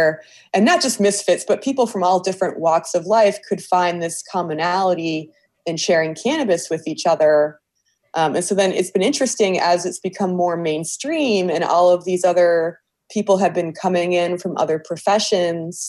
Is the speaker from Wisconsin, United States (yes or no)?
no; Cleveland Heights, Ohio, United States; I grew up in Cleveland Heights and I went to Heights High School